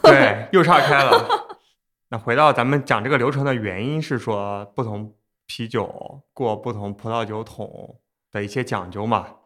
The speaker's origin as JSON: {"language": "Chinese", "town": "Xuzhou", "region": "Jiangsu", "country": "China", "said": "我是徐州人，和山东就很近，而且我小时候爷爷奶奶家也有枣树"}